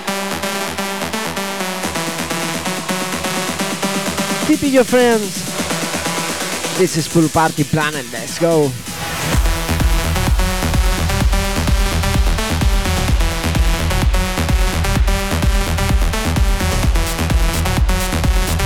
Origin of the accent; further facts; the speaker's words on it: Spain; I am from Spain.